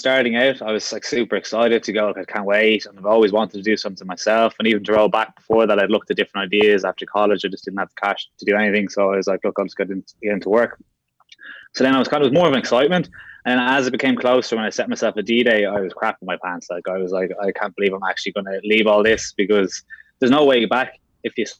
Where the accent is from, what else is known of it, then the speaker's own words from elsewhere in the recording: Dublin, Leinster, Ireland; also born or lived in London; I'm originally from Castleknock, so North County, Dublin, just south Phoenix Park there